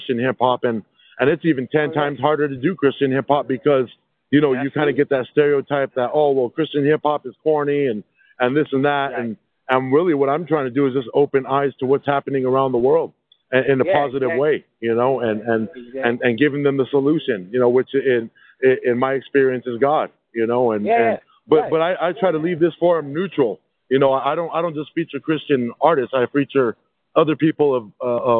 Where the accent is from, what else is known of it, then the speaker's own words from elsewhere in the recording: Albuquerque, New Mexico, United States; I grew up in New Mexico. I grew up in the South Valley